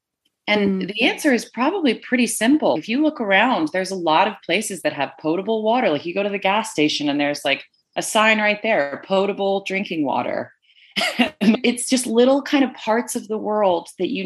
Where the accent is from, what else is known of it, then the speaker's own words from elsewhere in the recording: Connecticut, United States; moved away as an adult; also born or lived in Rhode Island; now in Utah, United States; I grew up in New England on the East Coast for 21 years. And outside of going to college in Rhode Island and growing up in Connecticut